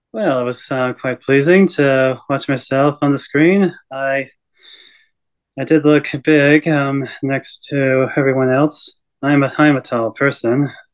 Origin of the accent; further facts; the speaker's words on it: Australia; also born or lived in Canada; I am Canadian born, but oh. my parents took me to oh. Australia when I was a young age. And yeah, I basically grew up there and got my education there.